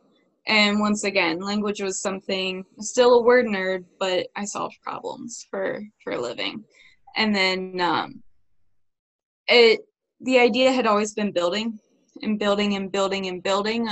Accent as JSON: {"language": "English", "region": "Ohio", "country": "United States", "tie": "born or raised there", "said": "Growing up in Ohio"}